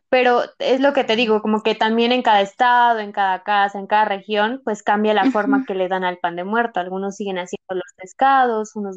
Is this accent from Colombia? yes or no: no; Mexico; Porque yo creo que todos deberían saber hacer pan de muerto como buenos mexicanos, pero pues no, a veces algunos no, no lo sabemos hacer